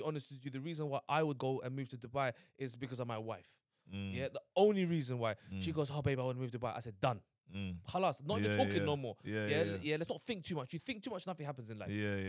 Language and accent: English; London, United Kingdom; I grew up in Hackney